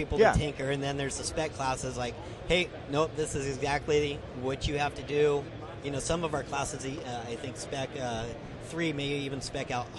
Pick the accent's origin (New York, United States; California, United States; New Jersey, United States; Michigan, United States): California, United States; I grew up in California at the racetracks out there, and I just remember going to Laguna Seca